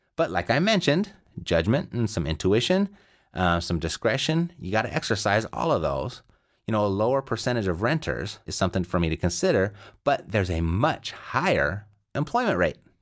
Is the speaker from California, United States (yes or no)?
yes; Southern California, United States; I'm from Southern California